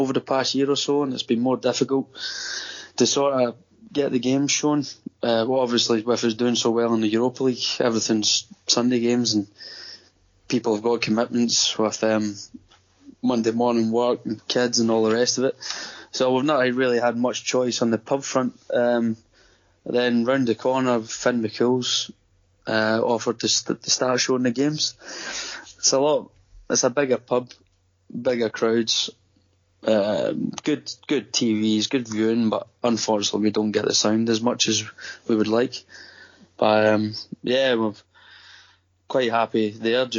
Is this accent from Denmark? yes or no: no; Coatbridge, Scotland, United Kingdom; moved away as an adult; now in Gold Coast, Australia; I'm from Coatbridge